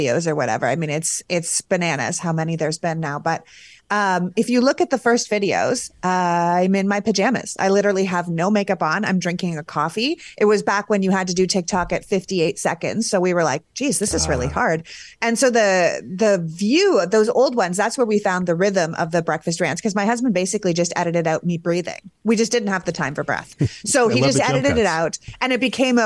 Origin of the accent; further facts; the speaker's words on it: Canada; As a Canadian